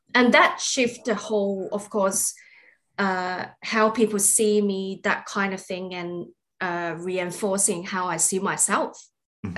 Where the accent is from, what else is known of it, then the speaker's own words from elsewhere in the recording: Australia; we are all Australian